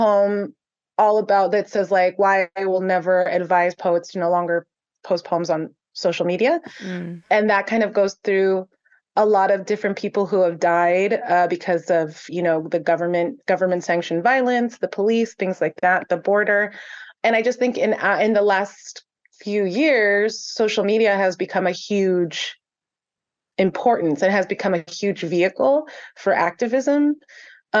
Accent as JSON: {"language": "English", "town": "San Gabriel", "region": "California", "country": "United States", "tie": "born or raised there", "said": "I live in San Gabriel. It's my hometown"}